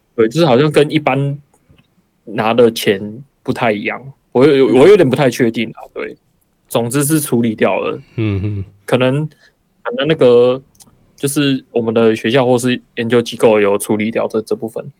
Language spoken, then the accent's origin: Chinese; Taiwan; now in Japan; 像我是台湾的话